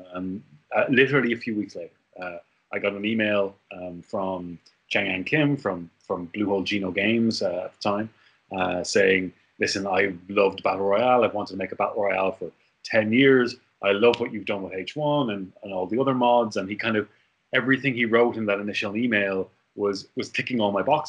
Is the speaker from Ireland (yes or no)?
yes; Ireland; moved away as an adult; also born or lived in Korea; as an Irishman